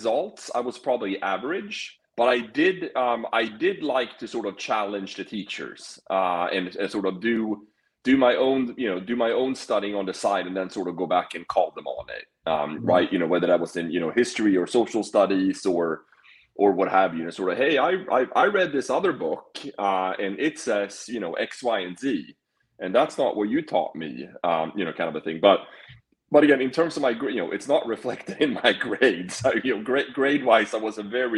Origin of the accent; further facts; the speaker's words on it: Sweden; moved away as an adult; I did grow up in Sweden. So yeah, so I came over here when I was 18